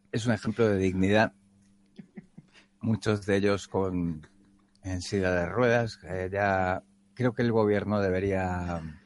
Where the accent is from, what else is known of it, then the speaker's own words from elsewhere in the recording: Spain; como español